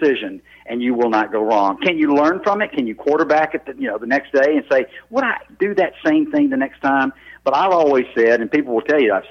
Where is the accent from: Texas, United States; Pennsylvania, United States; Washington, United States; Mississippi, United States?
Mississippi, United States; North; I grew up in North Mississippi, just south of Memphis